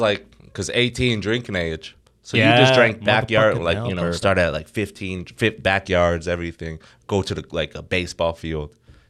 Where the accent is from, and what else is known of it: Lethbridge, Alberta, Canada; born or raised there; moved away as an adult; now in Ontario, Canada